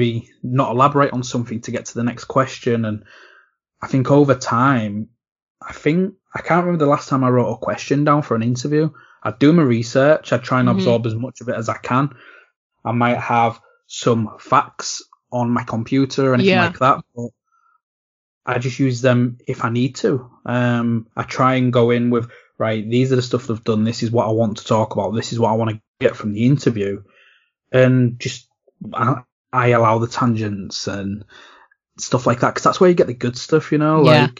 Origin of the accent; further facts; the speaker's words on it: England, United Kingdom; despite me being English